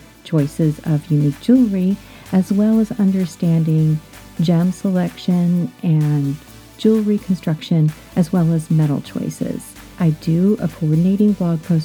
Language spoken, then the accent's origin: English; Florida, United States; I grew up in Florida